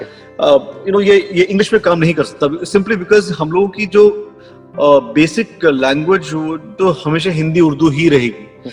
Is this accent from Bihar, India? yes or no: no; Jammu, Jammu and Kashmir, India; मैं जम्मू में पला बड़ा